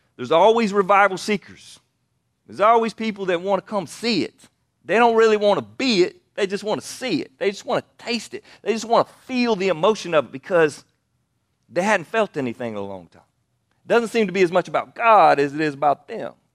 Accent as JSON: {"language": "English", "town": "Anderson", "region": "South Carolina", "country": "United States", "tie": "born or raised there", "said": "I grew up in Anderson, South Carolina"}